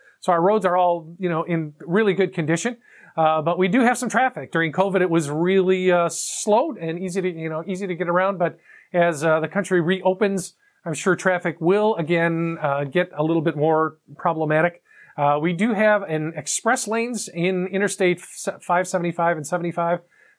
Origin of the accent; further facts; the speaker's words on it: Chicago, Illinois, United States; now in Woodstock, United States; I'm from Chicago originally, so we vibe with O'Hare there from time to time. And we also have Amtrak as a stop here in Atlanta as well.